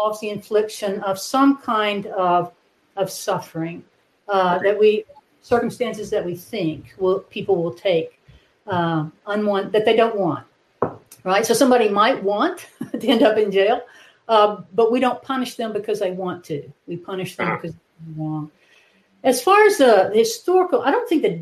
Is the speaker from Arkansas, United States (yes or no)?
yes; Wynne, Arkansas, United States; also born or lived in Iowa / Indiana; now in Conway, United States; I grew up in Arkansas. I grew up in Wynn, Arkansas, in the Delta